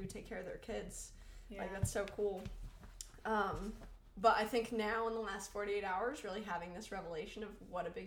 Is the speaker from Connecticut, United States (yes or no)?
no; New York, United States; moved away